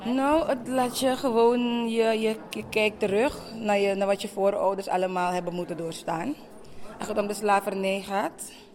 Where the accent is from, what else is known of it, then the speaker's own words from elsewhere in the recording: Suriname; Ik ben zelf Surinaams, geboren getogen.